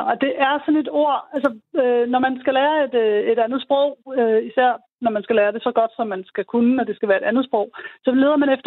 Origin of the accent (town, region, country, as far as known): Denmark